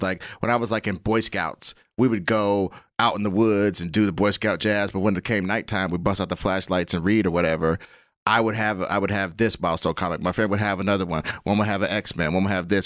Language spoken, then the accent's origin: English; Kansas City, Missouri, United States; I am from Kansas City